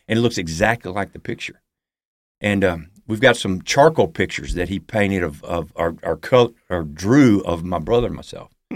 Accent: Huntsville, Alabama, United States; also born or lived in Birmingham, Alabama; two months after I was born in Birmingham, we moved to Huntsville, Alabama

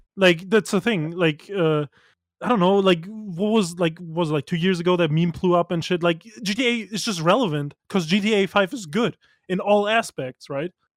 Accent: Germany; I grew up in Germany

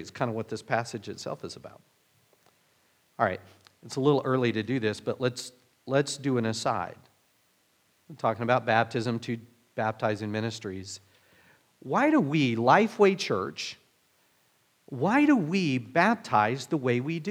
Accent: Oklahoma, United States; moved away; me growing up in Oklahoma

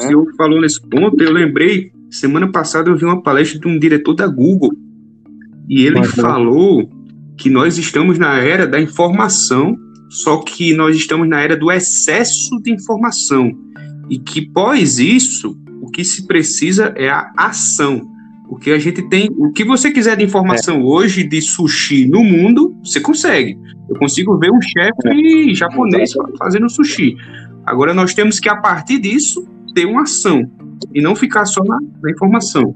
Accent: Northeast Region, Brazil; eu sou nordestino, gosto muito da comida nordestina

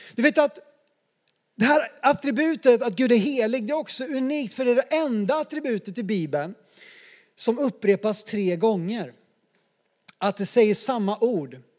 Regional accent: Sweden; som svenskar

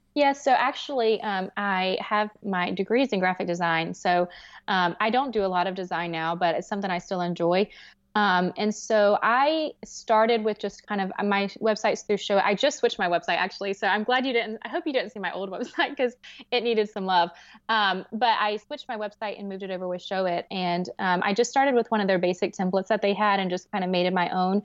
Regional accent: the South, United States; I'm from the South

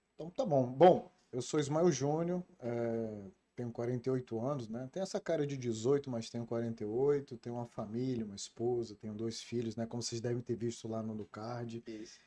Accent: Brasília, Federal District, Brazil; also born or lived in Rio de Janeiro; nasci no Rio de Janeiro, eu sou carioca, é, nasci em Cascadura e por, por situações é, profissionais do meu pai, nós saímos do Rio de Janeiro e fomos morar em Brasília.

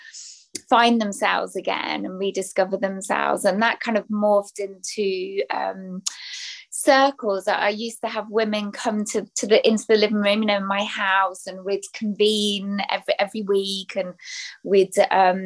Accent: England, United Kingdom; accent: English; also born or lived in Belgium; I'm British, English, as you can tell by the accent, based in the UK.

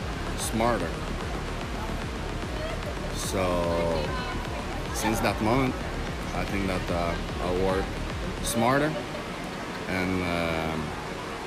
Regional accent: Quebec, Canada; I come from Canada, Quebec, French, the French part.

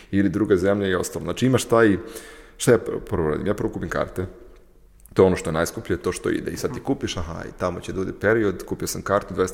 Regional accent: Serbia; now in Ukraine; ja živim u Ukrajini, ja radim, radim u Ukrajini, ja iz Srbije sam srpski pasoš

